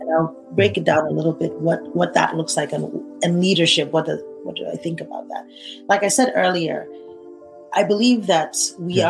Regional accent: Nigeria; I'm a Nigerian. If you, I want you to understand the kind of background I come from

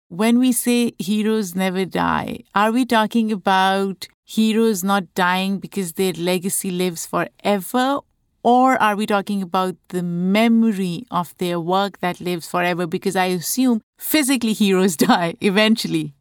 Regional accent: Pakistan; moved away; Growing up in Pakistan, As a child

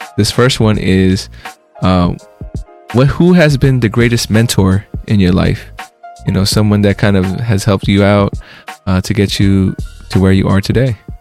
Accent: United States; also born or lived in Philippines; I was raised in America. I was born in the Philippines, moved here when I was four, so pretty much American.

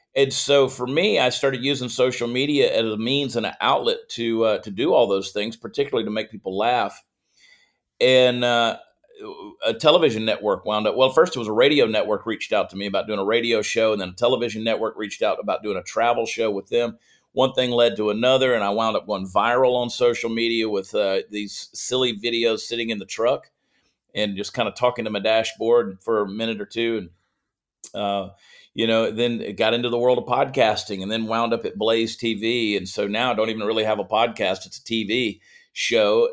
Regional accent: Augusta, Georgia, United States; also born or lived in New Jersey / Columbia, South Carolina; grew up in Georgia

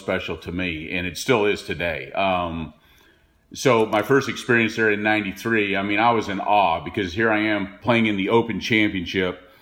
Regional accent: Dallas, Texas, United States; also born or lived in Montreal, Canada / Surrey, England; I grew up in Dallas

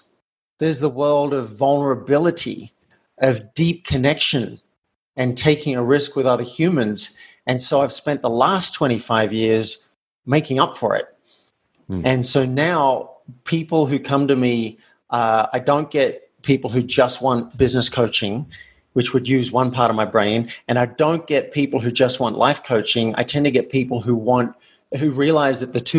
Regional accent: Australia; moved away as an adult; I grew up in Australia in a country town where it did not pay to be different.

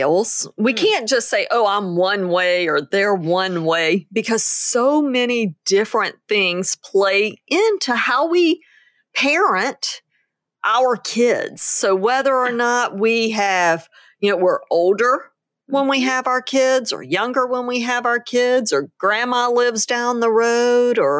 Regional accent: New Orleans, Louisiana, United States; I'm from New Orleans

